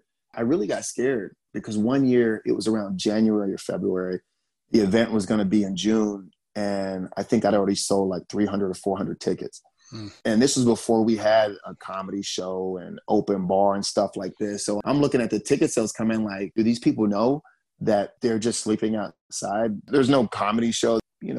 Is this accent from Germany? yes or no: yes; Germany; born there; I was born in Germany. So traveling has always been part of my life.